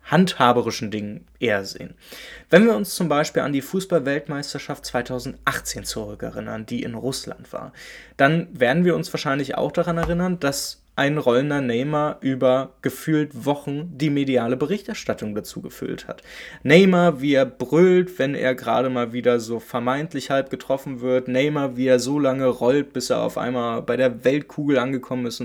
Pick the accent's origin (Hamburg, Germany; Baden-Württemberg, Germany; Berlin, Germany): Berlin, Germany; Ich komme aus Berlin-Köpenick und wie die meisten ja wissen, bin ich auch Union-Fan.